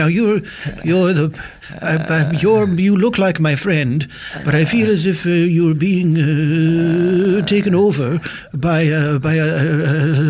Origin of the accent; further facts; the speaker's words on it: Midwest, United States; Oh, I'm from the Middle West.